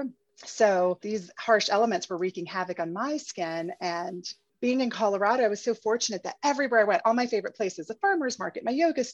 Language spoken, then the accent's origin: English; Puerto Rico; moved away; also born or lived in Paris; I'm originally from Puerto Rico, and I spent my formative years in Puerto Rico